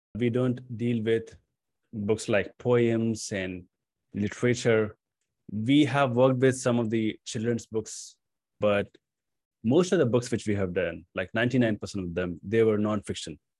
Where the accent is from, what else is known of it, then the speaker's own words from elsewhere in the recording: Patna, Bihar, India; moved away as an adult; also born or lived in New Delhi, India; my hometown, which is Patna